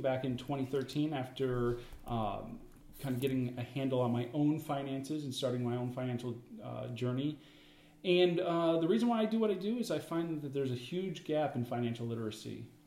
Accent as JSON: {"language": "English", "country": "Canada", "tie": "born or raised there", "moved": "yes", "lives_now": "United States", "said": "I was born in Canada."}